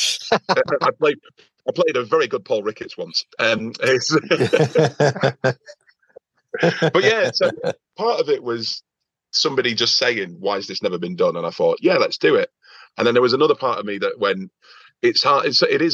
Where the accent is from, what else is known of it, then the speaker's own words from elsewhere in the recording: Oldham, North West England, United Kingdom; also born or lived in Liverpool; I'm again coming from Oldham